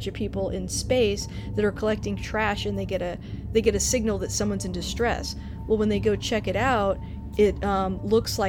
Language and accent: English; Texas, United States; we're from Texas